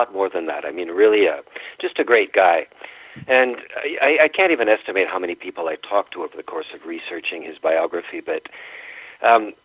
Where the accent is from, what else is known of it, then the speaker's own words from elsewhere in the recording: Ontario, Canada; I was raised in Ontario